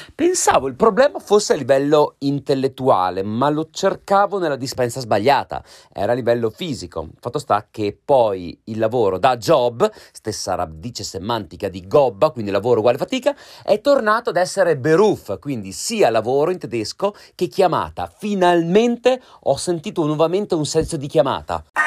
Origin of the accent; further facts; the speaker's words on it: Trentino-Alto Adige, Italy; now in London, United Kingdom; parlo da Trentino